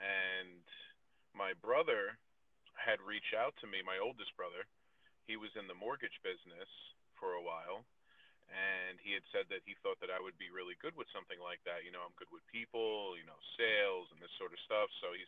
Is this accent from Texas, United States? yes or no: no; New Milford, New Jersey, United States; moved away as an adult; also born or lived in Florida; I was born and raised in New Milford, in New Jersey, and was in New Jersey for almost 30 years.